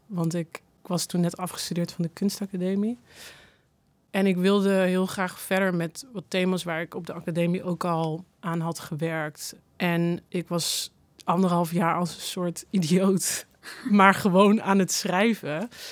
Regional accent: North Brabant, Netherlands; moved away; ik kom uit Brabant

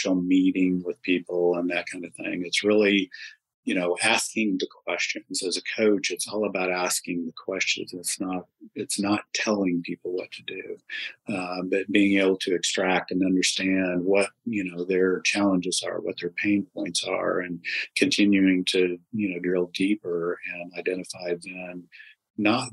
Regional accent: Wichita, Kansas, United States; now in Dallas, United States; I was born and raised in Wichita, Kansas, and got down here to Texas just as soon as I could

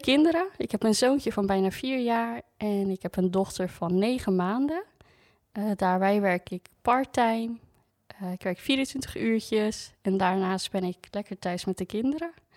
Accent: Groningen, Netherlands; moved away; ik kom oorspronkelijk uit Groningen

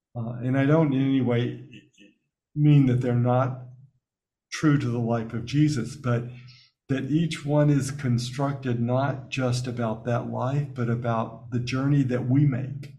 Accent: Birmingham, Alabama, United States; moved away; growing up in Alabama before I went to Notre Dame

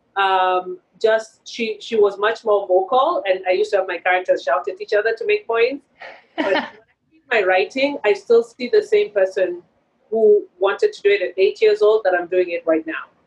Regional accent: Kenya; moved away as an adult; also born or lived in Boston; When I was growing up in Kenya, there wasn't a film school, which is why I went mm-hmm. to mm. film school in Boston.

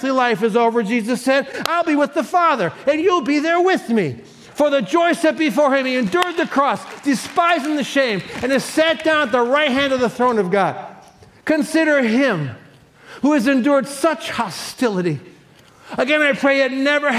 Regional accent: Cleveland, Ohio, United States; I was born in 1956 in Cleveland, Ohio

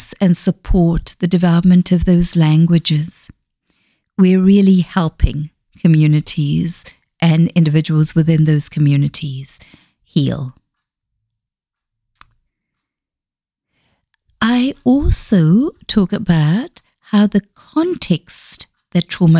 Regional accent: South Africa; first language Xhosa; English is a second language; also born or lived in Zambia; now in Dunedin, New Zealand; I grew up in South Africa.

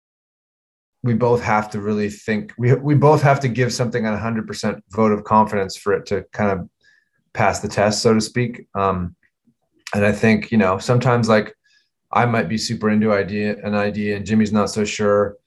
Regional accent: Vancouver, British Columbia, Canada; we grew up in Vancouver together

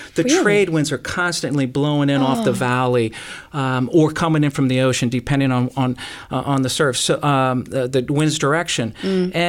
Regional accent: Honolulu, Hawaii, United States; So growing up in Hawaii, like I said, 9 blocks from Waikiki Beach.

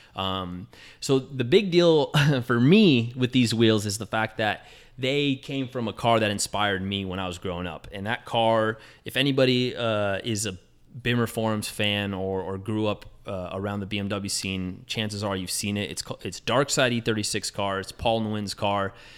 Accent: Southern California, United States; I grew up in Southern California, so there's a lot of lowriders in my neighborhood

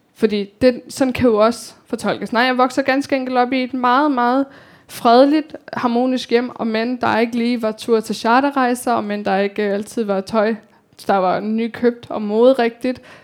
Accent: Copenhagen, Capital Region of Denmark, Denmark; also born or lived in Kabul, Afghanistan / India / Slangerup, Denmark; Social Boligbyggeri på Amager, Telemarksgården, som hvor jeg voksede op

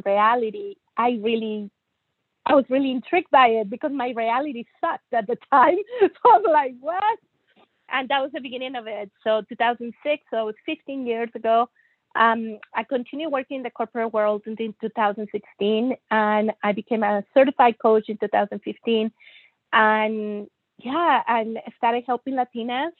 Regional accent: Monterrey, Nuevo León, Mexico; moved away as an adult; also born or lived in Germany / United States / England / Toronto, Canada; I was born and raised in Monterrey, Mexico

